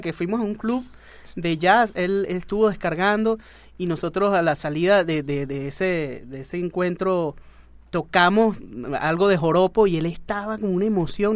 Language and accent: Spanish; Mérida, Venezuela; yo soy de Mérida, no sé si se me nota mucho el acento